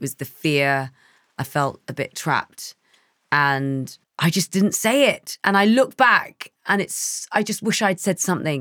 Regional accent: London, United Kingdom; I grew up in East London

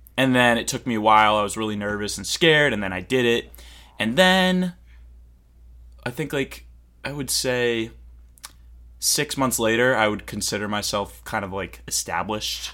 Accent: Cape Cod, Massachusetts, United States; I'm from Cape Cod. Massachusetts.

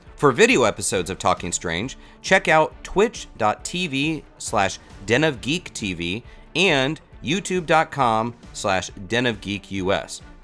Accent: Orlando, Florida, United States; I grew up in Orlando

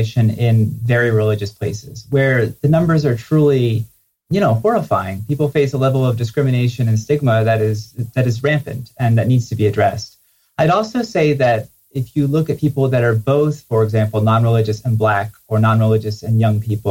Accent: New Jersey, United States; I grew up in New Jersey, and it was not a very religious community.

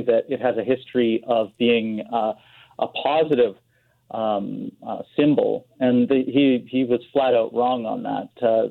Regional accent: Saskatoon, Saskatchewan, Canada; now in Vancouver, Canada; I'm from Saskatoon.

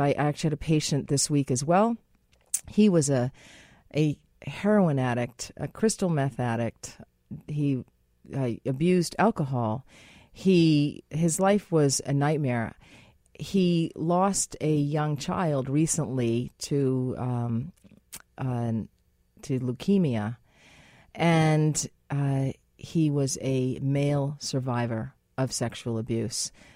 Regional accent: United States; as an American, as I am

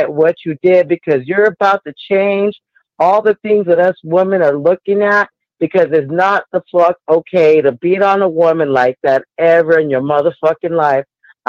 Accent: California, United States; now in Denver, United States; I am from Cali

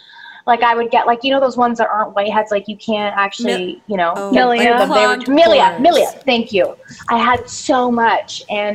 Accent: Canada; now in Los Angeles, United States; And when I came into LA from Canada, I don't know what it was, probably like stress, nerves, different air quality, all of that.

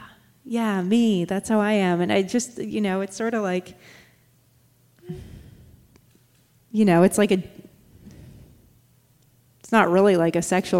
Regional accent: Norway; also born or lived in United States; I had a Norwegian alter ego because I grew up in Norway partially, and I used to really, like, try to pretend not to be American.

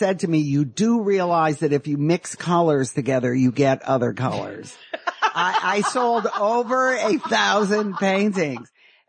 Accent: Detroit, Michigan, United States; moved away as an adult; also born or lived in Madison, Wisconsin; now in Los Angeles, United States; I grew up in Detroit.

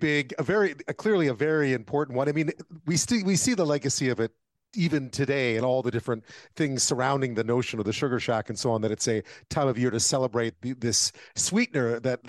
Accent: Quebec, Canada; moved away; Yeah, I grew up in Quebec.

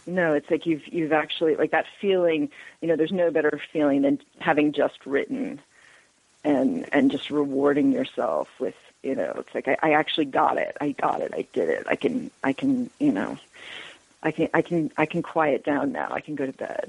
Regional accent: Northeast, United States; moved away as an adult; also born or lived in Texas; now in Georgia, United States; I grew up in the Northeast

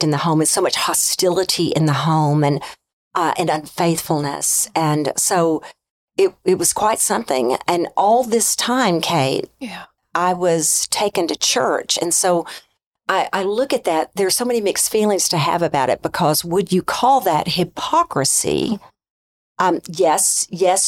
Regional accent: Arkansas, United States; I grew up in Arkansas in a family of eight.

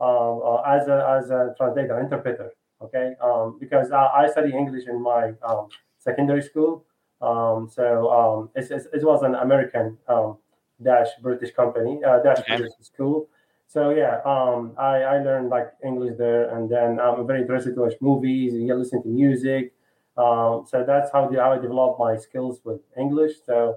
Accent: Baghdad, Baghdad Governorate, Iraq; moved away as an adult; now in Houston, United States; I'm originally from Iraq, yeah, from Baghdad.

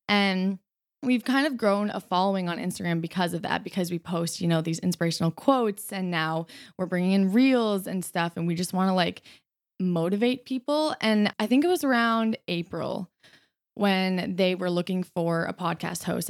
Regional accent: Canada; I'm from Canada

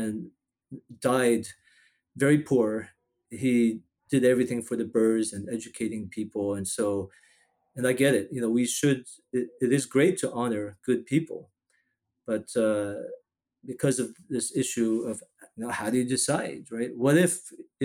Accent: Taiwan; now in Houston, United States; I was born in Taiwan.

